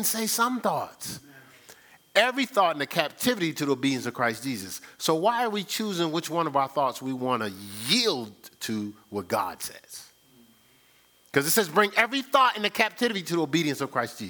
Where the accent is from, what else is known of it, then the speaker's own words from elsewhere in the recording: Newark, New Jersey, United States; I grew up in Newark, New Jersey